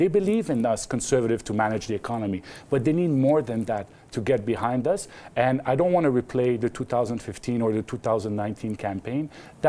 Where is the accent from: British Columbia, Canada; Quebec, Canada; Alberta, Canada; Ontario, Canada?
Quebec, Canada; I am from Quebec.